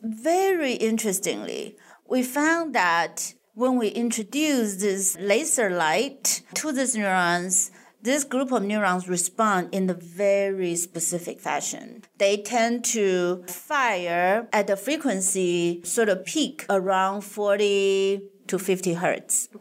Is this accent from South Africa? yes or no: no; Taiwan; moved away as an adult; also born or lived in Madison, Wisconsin; I was born and raised in Taiwan